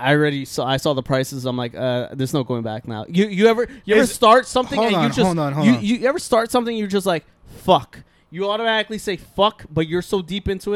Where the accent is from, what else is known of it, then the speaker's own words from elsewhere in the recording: New York City, New York, United States; I grew up in Ridgewood